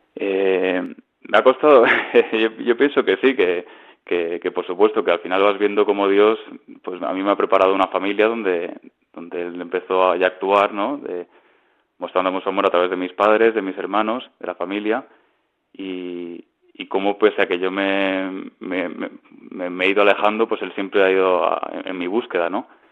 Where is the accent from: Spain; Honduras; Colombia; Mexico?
Spain; Ibiza, Balearic Islands; moved away as an adult; now in Madrid, Spain; soy de Ibiza